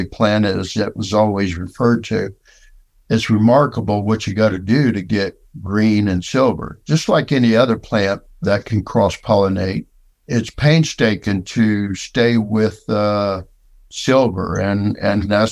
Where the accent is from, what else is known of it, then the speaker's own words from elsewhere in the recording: West Palm Beach, Florida, United States; also born or lived in LaBelle, Florida; Growing up in West Palm